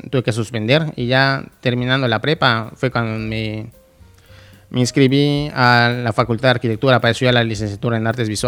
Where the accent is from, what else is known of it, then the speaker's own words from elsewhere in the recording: Mérida, Yucatán, Mexico; moved away as an adult; now in Mexico City, Mexico; Soy de, aquí, de Mérida.